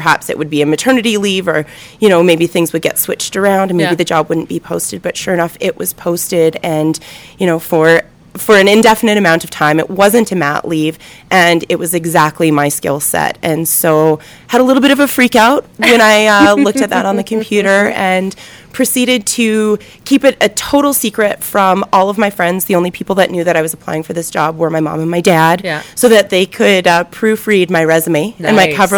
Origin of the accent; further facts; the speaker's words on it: Calgary, Alberta, Canada; I grew up in Calgary